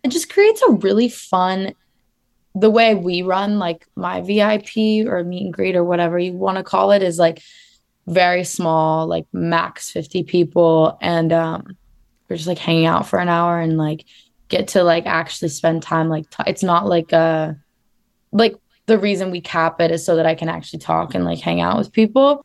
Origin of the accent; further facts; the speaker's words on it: Phoenix, Arizona, United States; now in Los Angeles, United States; I grew up in Phoenix, Arizona